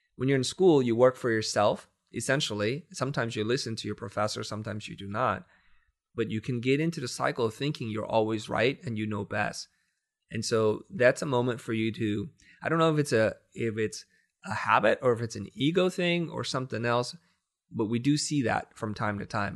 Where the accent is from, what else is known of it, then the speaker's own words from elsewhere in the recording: United States; I grew up poor in the United States